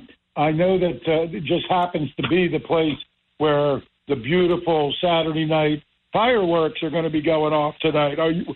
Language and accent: English; Somers Point, New Jersey, United States; Everybody knows I'm a Summers Point kid